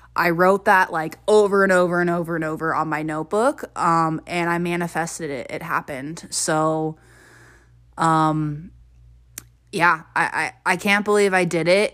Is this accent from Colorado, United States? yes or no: yes; near Denver, Colorado, United States; also born or lived in Hawaii; I went to University of Colorado, Denver, and that was only fifteen, twenty minutes from my hometown.